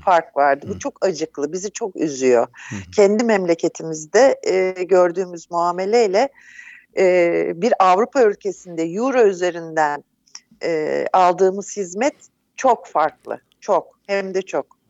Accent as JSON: {"language": "Turkish", "country": "Turkey", "also_born_or_lived": "Netherlands / Izmir"}